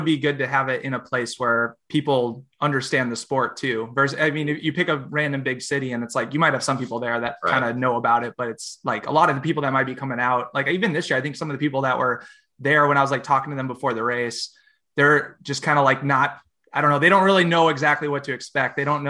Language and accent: English; United States; It's like, you're Canadian, we're obviously American, but it's like, we live so close together.